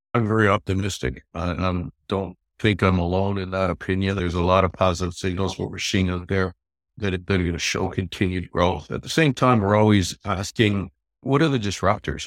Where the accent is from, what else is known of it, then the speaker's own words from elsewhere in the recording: Toronto, Ontario, Canada; also born or lived in London, Ontario; I grew up in Toronto, and I went to school, University of Western Ontario in London, just west of Toronto